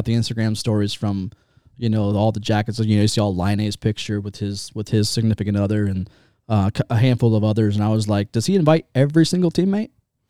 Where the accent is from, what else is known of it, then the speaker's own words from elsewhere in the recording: Lancaster, Ohio, United States; I'm from Lancaster. I own my redneck white trash.